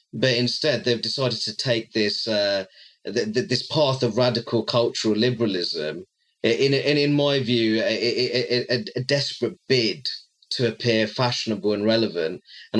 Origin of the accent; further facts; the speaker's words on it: Luton, East of England, United Kingdom; my hometown of Luton